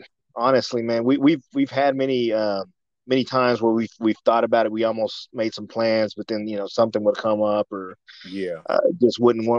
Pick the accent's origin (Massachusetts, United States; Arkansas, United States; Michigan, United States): Arkansas, United States; De Queen; also born or lived in Conway, Arkansas / Little Rock, Arkansas; I was born and raised here in Dequeen. So, I mean, this is my hometown, man. I grew up here. I've lived here pretty much all my life.